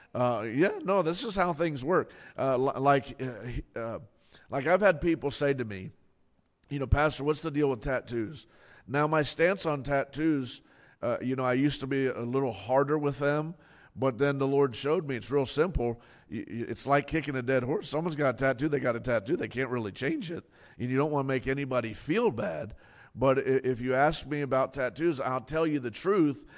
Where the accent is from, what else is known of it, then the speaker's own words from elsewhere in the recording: Fort Lauderdale, Florida, United States; I grew up in Fort Lauderdale